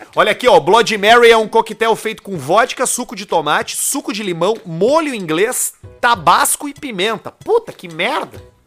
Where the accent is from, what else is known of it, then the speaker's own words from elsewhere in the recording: Northeast Region, Brazil; now in Rio Grande do Sul, Brazil; a gente é nordestino, né? Nordestino